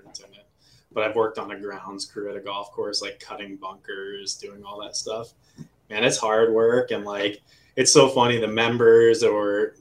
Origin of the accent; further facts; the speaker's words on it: Boca Raton, Florida, United States; also born or lived in Boynton Beach, Florida / Deerfield Beach, Florida; now in Northeast Florida, United States; I grew up in South Florida